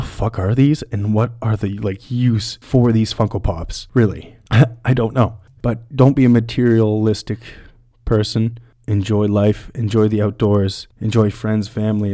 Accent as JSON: {"language": "English", "town": "London", "region": "Ontario", "country": "Canada", "tie": "born or raised there", "said": "I'm from London, Ontario, born and raised"}